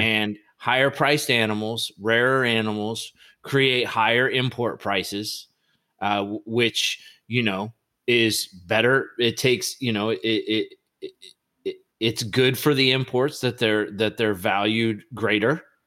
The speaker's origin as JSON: {"language": "English", "country": "United States"}